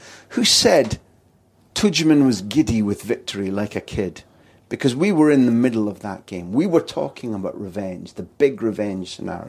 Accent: Scotland, United Kingdom; we come from Scotland.

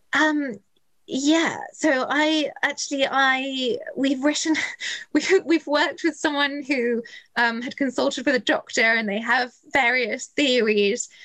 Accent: just outside Bath, South West England, United Kingdom; I grew up just outside Bath

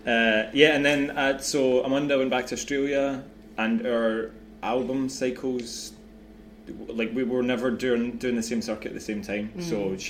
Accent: Scotland, United Kingdom

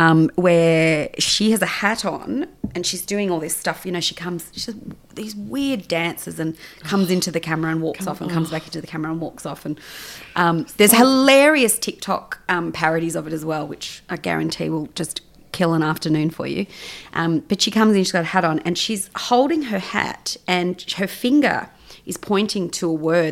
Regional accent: Sydney, New South Wales, Australia; now in Melbourne, Australia; I am originally from Sydney

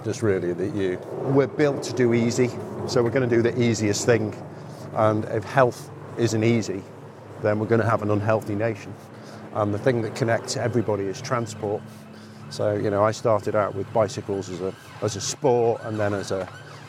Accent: Wirral Peninsula, North West England, United Kingdom; I've lived on a beach all my life, so I'm from the Wirral Peninsula

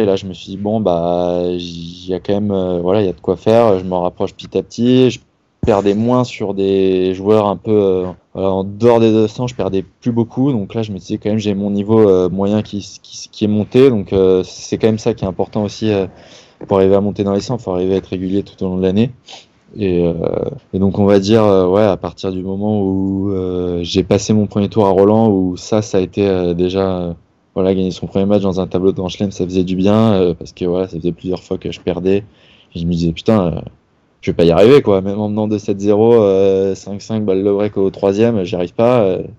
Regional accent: Paris region, Île-de-France, France; je suis voilà de région parisienne à la base mes parents étaient sur Paris tous mes amis sont là

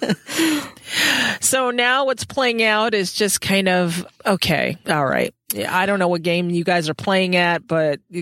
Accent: United States; as an American

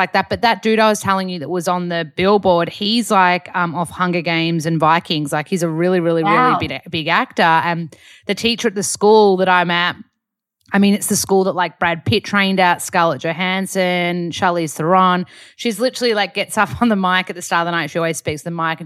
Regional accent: Australia; accent: Aussie; my accent's not strong enough Aussie because I've been here for like 16 years or something

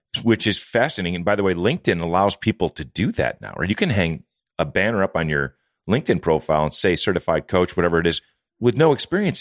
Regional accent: Wisconsin, United States; moved away; I'm from Wisconsin

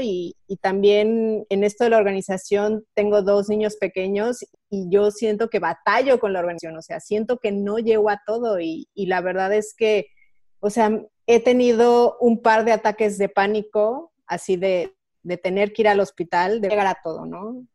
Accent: Mexico; moved away as an adult; now in Switzerland

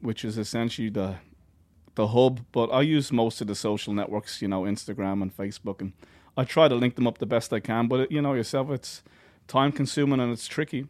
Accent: Ireland; being an Irish musician

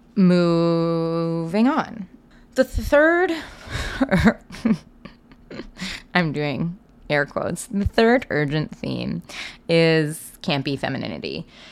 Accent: Seattle, Washington, United States; I grew up in Seattle

